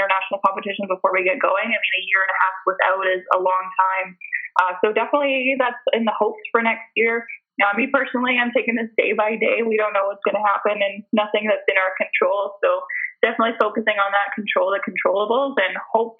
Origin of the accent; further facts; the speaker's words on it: Lower Mainland, British Columbia, Canada; I am born and raised in the Lower Mainland, so it's very hot and sunny here most of the time